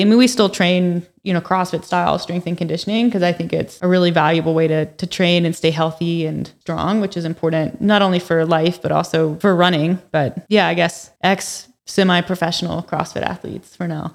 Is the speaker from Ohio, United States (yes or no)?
no; North Carolina, United States; moved away as an adult; now in Calgary, Canada; I'm actually from North Carolina originally, so I've only been here since two thousand and seventeen.